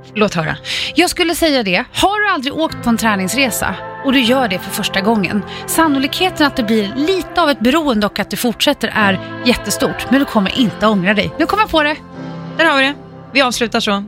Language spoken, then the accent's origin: Swedish; Färjestaden, Kalmar County, Sweden; Hotell Skansen i Färjestaden, min hemort